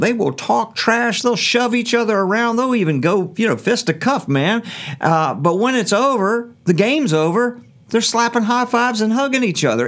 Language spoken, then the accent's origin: English; Norfolk, Virginia, United States; I was raised in Norfolk public schools